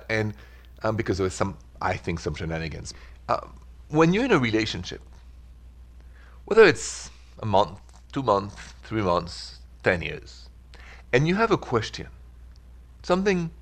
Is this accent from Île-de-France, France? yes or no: yes; Paris, Île-de-France, France; accent: French; English is a second language; moved away as an adult; now in United States; your humble servant is from Paris. Even though I've spent the last 23 and 24 years in America